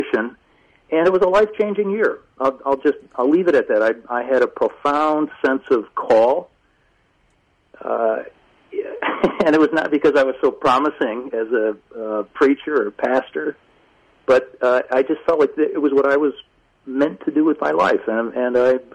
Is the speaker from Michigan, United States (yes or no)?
yes; Grand Rapids, Michigan, United States; I worked for a Christian publisher, Erdmann's, which is based in my hometown.